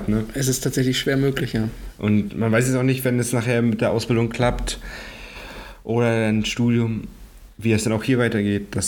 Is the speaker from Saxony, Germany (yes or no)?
yes; Chemnitz, Saxony, Germany; nee, also dann will ich ja eher zu Chemnitz gehen, weil das ja wirklich mein, ja. meine Heimat ist dann.